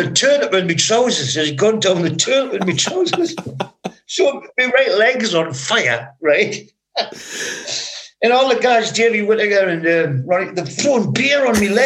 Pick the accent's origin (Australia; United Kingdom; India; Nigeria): United Kingdom; Newcastle upon Tyne, North East England; When I was a kid growing up in Benwell, you know, in the suburbs of Newcastle